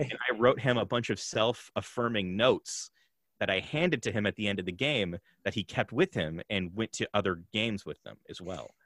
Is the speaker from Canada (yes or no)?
yes; Canada; I'm also Canadian